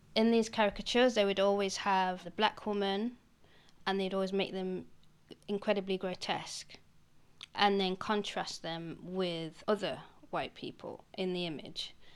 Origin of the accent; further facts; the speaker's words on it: United Kingdom; being British actually, being black British